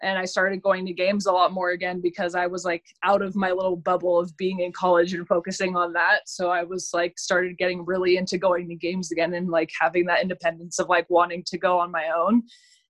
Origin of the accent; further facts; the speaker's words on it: Davis, California, United States; I'm from Davis, which is right next to Sacramento